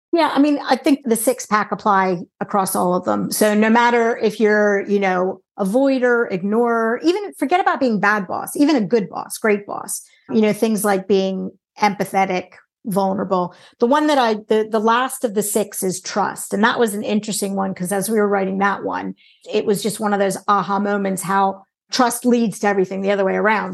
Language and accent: English; United States; now in United Kingdom; I'm in the U K, but I'm American